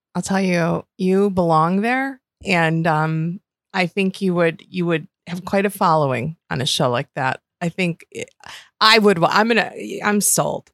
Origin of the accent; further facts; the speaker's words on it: Western New York, United States; I grew up in Western New York